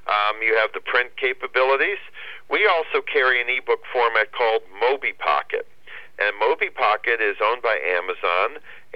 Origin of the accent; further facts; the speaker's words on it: Cleveland, Ohio, United States; I'm born and raised and proud of my hometown